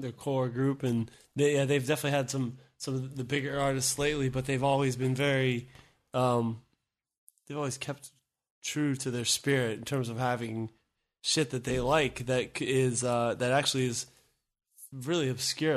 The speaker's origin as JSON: {"language": "English", "region": "Virginia", "country": "United States", "tie": "born or raised there", "also_born_or_lived": "San Francisco / New York / Washington, District of Columbia, United States / Japan", "moved": "yes", "said": "born and raised in Virginia. Lived in New York for a bit, and Okay. then DC and Japan as well."}